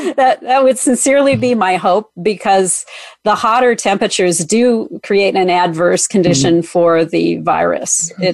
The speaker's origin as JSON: {"language": "English", "region": "Minnesota", "country": "United States", "tie": "born or raised there", "said": "my upbringing in Minnesota"}